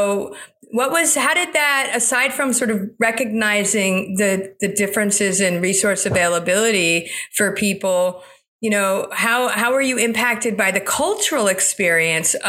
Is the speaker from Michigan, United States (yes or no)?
no; South Florida, United States; I grew up mostly in South Florida after my family moved to this country